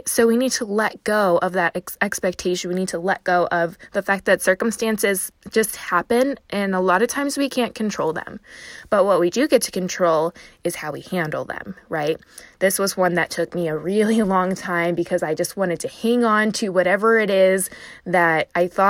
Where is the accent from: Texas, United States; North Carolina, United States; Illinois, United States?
Illinois, United States; Chicago; I'm from Chicago